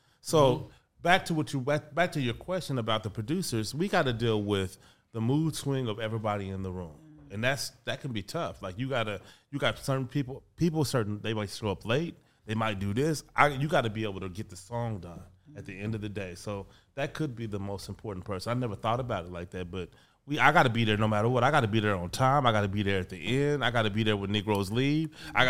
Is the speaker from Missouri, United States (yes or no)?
yes; Kansas City, Missouri, United States; Kansas City, Missouri.